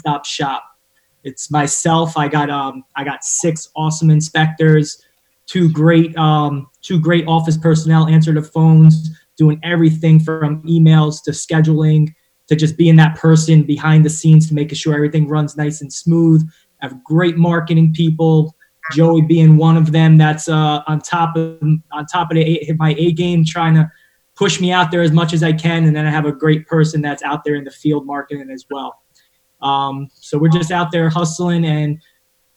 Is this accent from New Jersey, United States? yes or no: yes; Woodbridge, New Jersey, United States; moved away as an adult; also born or lived in Mercer County, New Jersey; I grew up in North Jersey, well, North Central Jersey in Woodbridge.